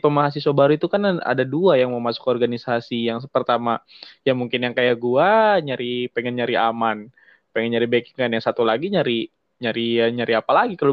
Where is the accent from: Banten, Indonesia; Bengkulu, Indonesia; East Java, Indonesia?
Banten, Indonesia; Tangerang; now in Serang, Indonesia; gue perantau bro gue perantau ibaratnya dari Tangerang ke Serang gitu kan nggak ada orang tua